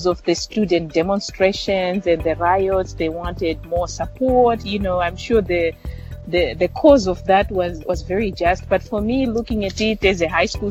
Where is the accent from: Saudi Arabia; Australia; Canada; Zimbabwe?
Zimbabwe; Mutare, Manicaland; moved away; I grew up in Mutare. It's the city name of a country called Zimbabwe in Southern Africa